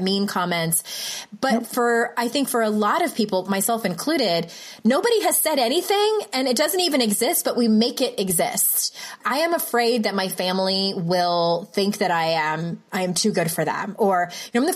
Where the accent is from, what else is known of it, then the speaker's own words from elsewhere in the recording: San Diego, California, United States; moved away; also born or lived in Utah; San Diego, my hometown